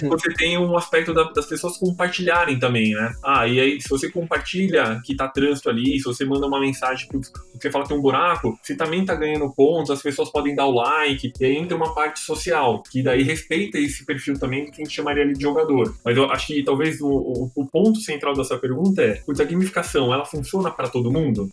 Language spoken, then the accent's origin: Portuguese; Santo André, São Paulo, Brazil; eu morei minha vida inteira em Santo André